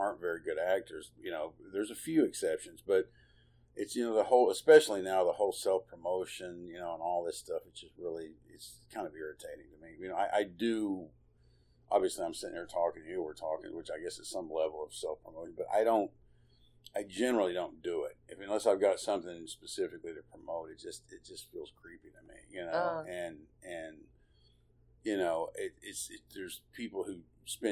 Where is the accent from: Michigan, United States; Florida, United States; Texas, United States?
Texas, United States; Lubbock; also born or lived in Abilene, Texas; we moved, to Lubbock when I was maybe 2 or 3 years old